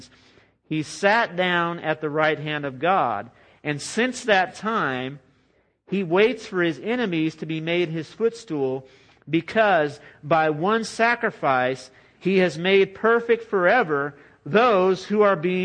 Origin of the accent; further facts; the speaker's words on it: United States; as American Christians